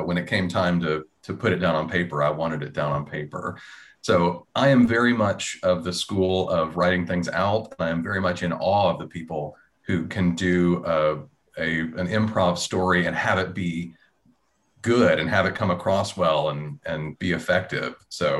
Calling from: Memphis, Tennessee, United States; I'm calling from Memphis, Tennessee, where I have been producing audio drama since 2007

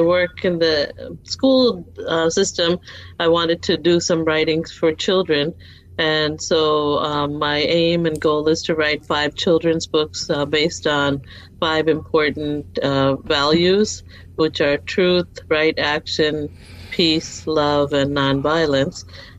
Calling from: Arlington, Texas, United States; Okay, so I'm in near Dallas, Texas, a place called Arlington, and I'm a third grade teacher

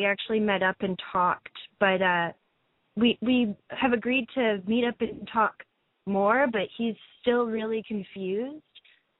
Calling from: Vancouver, British Columbia, Canada; I'm 21, and … I'm calling from Vancouver, and I'm Vancouver, BC, that is.

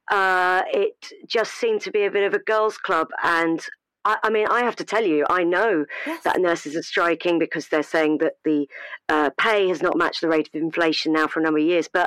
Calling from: Southend, East of England, United Kingdom; Uh, I'm actually calling from Southend.

